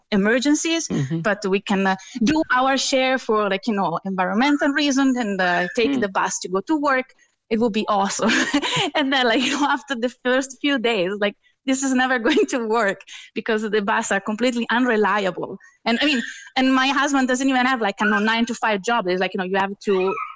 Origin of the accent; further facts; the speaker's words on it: Italy; moved away as an adult; also born or lived in Heidelberg, Germany; now in Cork, Ireland; I'm Italian